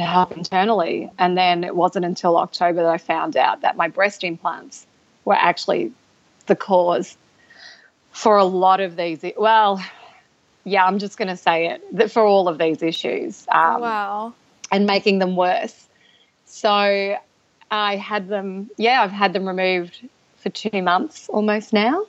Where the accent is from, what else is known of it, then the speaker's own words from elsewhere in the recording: Australia; I'm from Australia